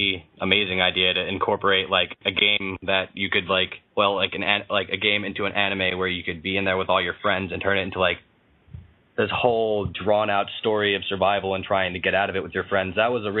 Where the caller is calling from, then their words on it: Milford, Pennsylvania, United States; I'm calling from Milford, Pennsylvania.